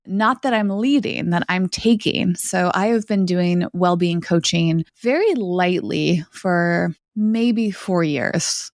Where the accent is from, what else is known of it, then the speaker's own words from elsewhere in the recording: United States; an American who doesn't speak a lot of Spanish